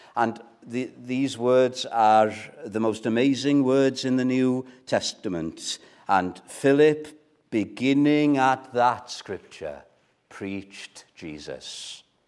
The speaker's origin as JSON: {"language": "English", "region": "Wales", "country": "United Kingdom", "first_language": "Welsh", "second_language": "English", "said": "My first language is Welsh, right? So I struggle with English sometimes"}